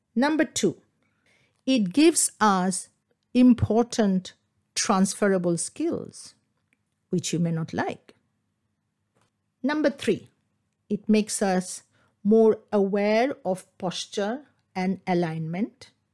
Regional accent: Kolkata, West Bengal, India; first language Bengali; English is a second language; moved away as an adult; now in England; I grew up in Calcutta, in Bengal

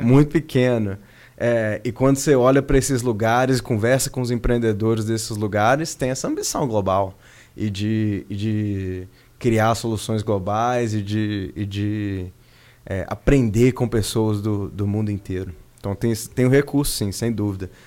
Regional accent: Belo Horizonte, Minas Gerais, Brazil; moved away as an adult; also born or lived in Silicon Valley, California, United States; Eu sou de Belo Horizonte originalmente, minha vida em BH era muito boa

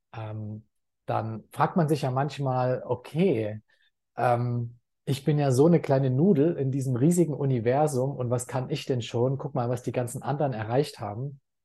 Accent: Leipzig, Saxony, Germany; also born or lived in Dortmund; now in Thailand; ich bin in Leipzig geboren, habe sehr lange Zeit in Dortmund gelebt

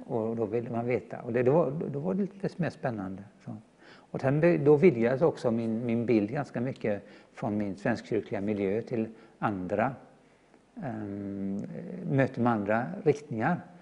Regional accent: Gothenburg, Västra Götaland, Sweden; är född och uppvuxen i Göteborg

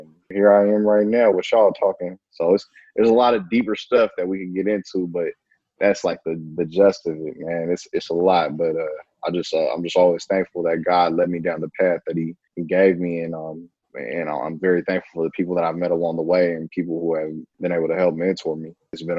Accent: the Bay Area, California, United States; moved away as an adult; also born or lived in Oregon; born and raised in the Bay.

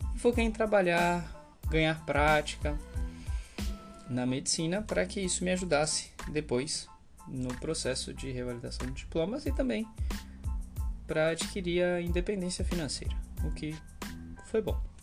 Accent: Salvador, Bahia, Brazil; Eu nasci e cresci em Salvador, na Bahia

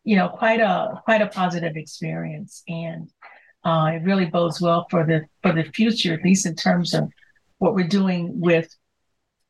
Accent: Chicago, Illinois, United States; I grew up in Chicago's, you know, South Side.

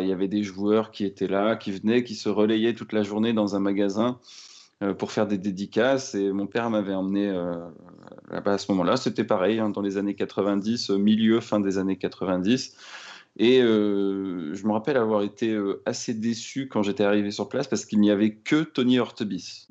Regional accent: Rennes, Brittany, France; Je suis d'ailleurs, euh, Rennais d'origine, hein. Je suis né à Rennes.

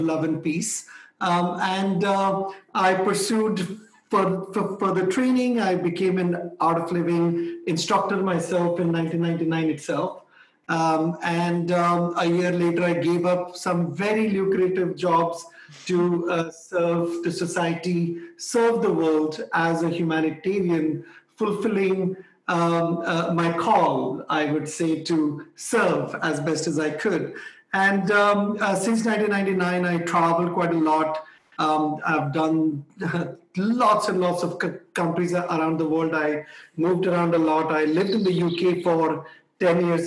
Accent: India; also born or lived in Delhi, India; I was born in India

